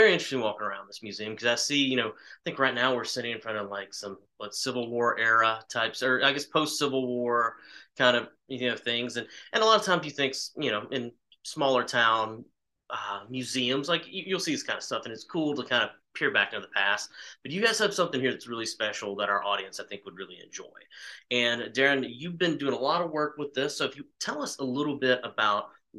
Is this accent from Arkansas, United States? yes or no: yes; El Dorado, Arkansas, United States; moved away; I'm back in my hometown of El Dorado, Arkansas